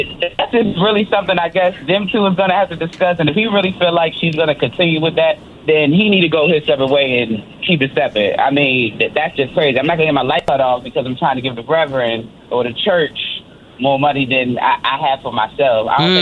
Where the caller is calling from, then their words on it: United States; I'm calling from Montgomery County.